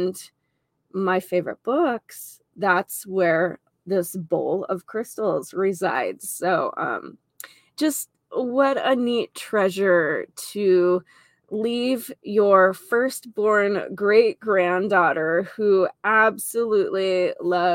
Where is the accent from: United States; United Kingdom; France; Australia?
United States; Lemmon, South Dakota; born or raised there; moved away as an adult